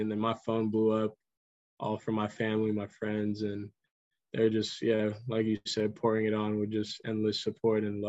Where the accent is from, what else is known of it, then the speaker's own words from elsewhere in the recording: Pacifica, California, United States; We grew up playing in Pacifica together for that travel team, Pacifica Chaos.